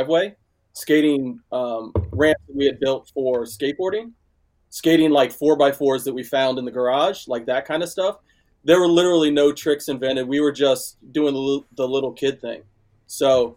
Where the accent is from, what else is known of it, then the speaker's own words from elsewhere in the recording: Bel Air, Maryland, United States; also born or lived in Georgia; Grew up in Bel Air, Maryland